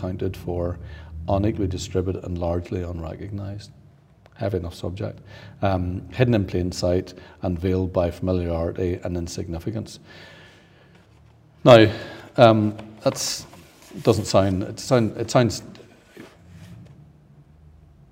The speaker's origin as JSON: {"language": "English", "region": "Northern Ireland", "country": "United Kingdom", "said": "being Northern Irish"}